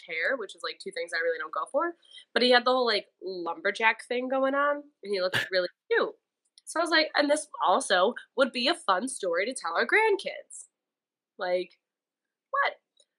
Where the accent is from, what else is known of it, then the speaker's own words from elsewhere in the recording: Euclid, Ohio, United States; now in Cleveland, United States; I'm from Euclid, like lived there my whole life